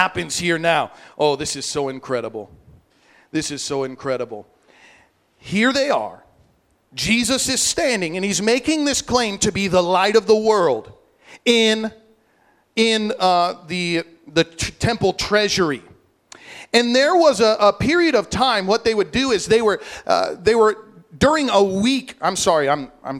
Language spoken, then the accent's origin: English; Illinois, United States; now in Hawaii, United States; I grew up in Illinois.